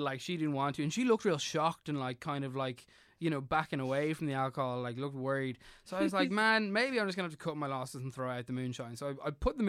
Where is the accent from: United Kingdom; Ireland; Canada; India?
Ireland; I'm Irish